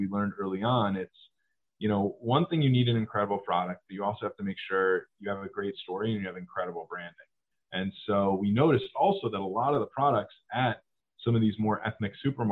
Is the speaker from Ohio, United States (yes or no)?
yes; Cleveland, Ohio, United States; moved away as an adult; now in Los Angeles, United States; my friends at home who I grew up with in Cleveland